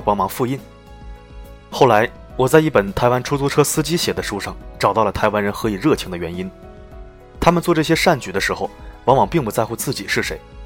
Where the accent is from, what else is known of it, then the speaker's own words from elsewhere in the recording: China; accent: mainland Chinese; 我的大陆口音